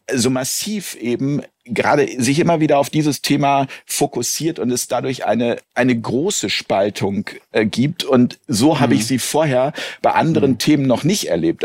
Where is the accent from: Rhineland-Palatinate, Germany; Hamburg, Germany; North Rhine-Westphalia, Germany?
Hamburg, Germany; Wir sind heute in meiner Heimatstadt Hamburg